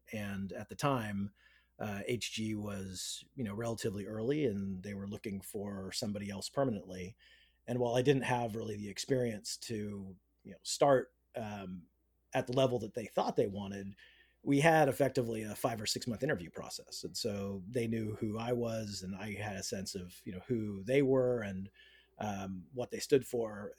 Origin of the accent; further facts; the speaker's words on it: Northern California, United States; I grew up in Northern California